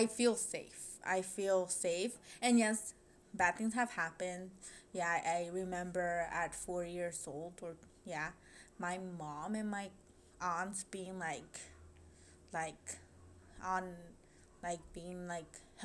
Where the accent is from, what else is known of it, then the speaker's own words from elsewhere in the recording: Los Angeles, California, United States; I grew up there